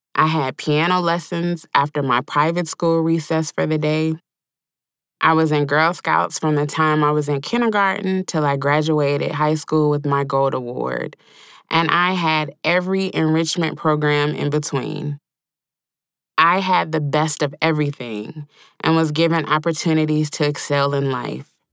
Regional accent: the South, United States; accent: drawl; I was born and raised in the South.

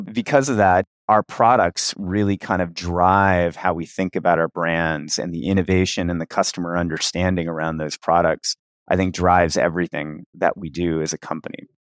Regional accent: Cincinnati, Ohio, United States; I started playing D and D when I was around ten or eleven in Cincinnati, Ohio, my hometown.

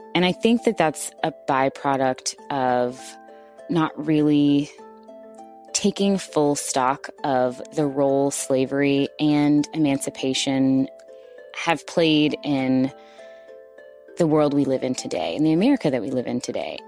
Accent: Houston, Texas, United States; I'm originally from Houston, Texas, and I'm also from Third Ward

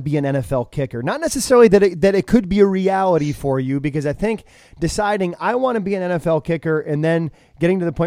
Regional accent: Williamstown, Massachusetts, United States; I grew up in Williamstown, Massachusetts, probably about an hour and a half away from Albany, New York.

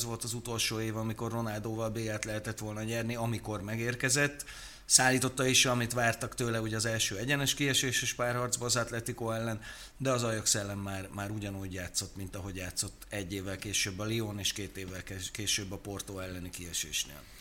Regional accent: Veszprém, Veszprém County, Hungary; Veszprémi vagyok

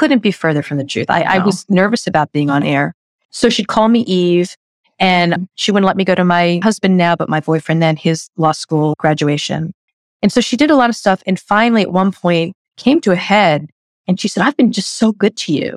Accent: New York City, New York, United States; I'm a New Yorker.

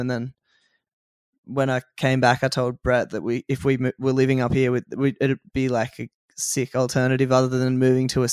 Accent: near Sussex Inlet, south coast of New South Wales, Australia; moved away as an adult; now in Byron Bay, Australia; I grew up on the south coast of New South Wales.

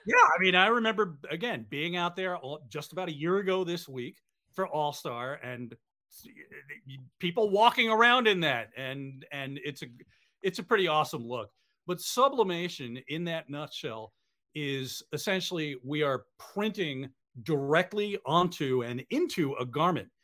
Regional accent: New York, United States; I grew up in New York going to Mets games and Yankees games.

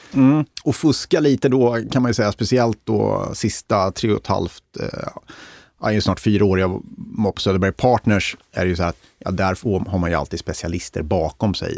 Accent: Degerfors, Örebro County, Sweden; jag kommer ju från Degerfors som är en av Sveriges rödaste kommuner.

